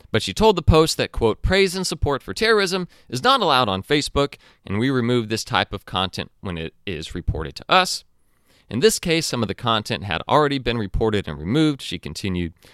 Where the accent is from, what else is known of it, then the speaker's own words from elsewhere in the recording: United States; as an American and as a, as a Christian